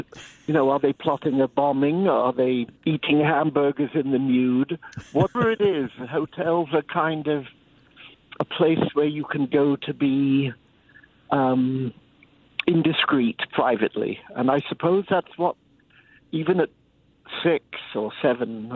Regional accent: London, United Kingdom; I grew up in London, as you can hear

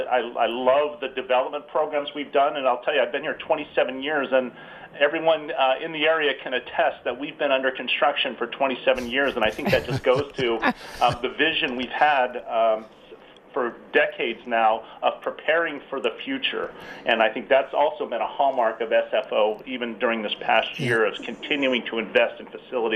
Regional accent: Millbrae, California, United States; also born or lived in San Francisco; I was raised in the closest town to the airport, Millbrae.

